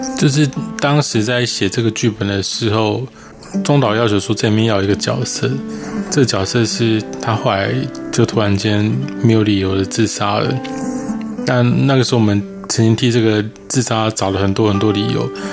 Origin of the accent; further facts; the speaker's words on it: Taiwan; 反而是你那个身为台湾人的那个异常的强大